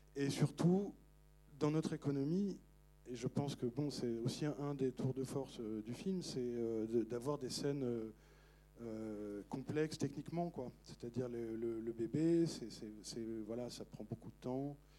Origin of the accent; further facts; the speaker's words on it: Paris, Île-de-France, France; moi je suis, je suis parisien